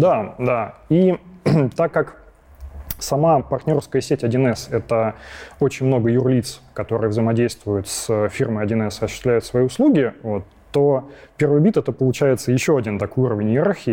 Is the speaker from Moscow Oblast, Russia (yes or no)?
yes; Krasnogorsk, Moscow Oblast, Russia; also born or lived in Lyubertsy; я из Подмосковья. Вот, изначально родился я в городе Люберцы, но потом через какое-то время переехал в Красногорск. Вот, и живу сейчас тоже в Красногорске.